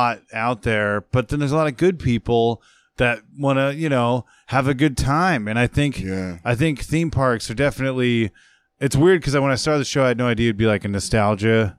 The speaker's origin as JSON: {"language": "English", "country": "United States", "said": "I'm an American"}